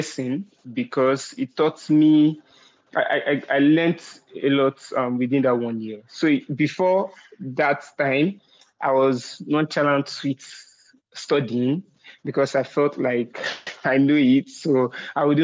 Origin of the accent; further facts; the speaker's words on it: Shomolu, Lagos, Nigeria; I grew up in Shomolu. If people that might know, they might want to call it the ghetto part of Lagos State